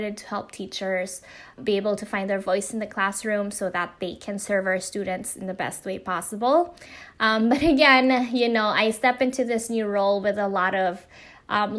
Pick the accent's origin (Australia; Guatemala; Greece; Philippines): Philippines; now in Los Angeles, United States; I identified as a Filipina immigrant, and a little bit about my history. I moved to the United States in 2008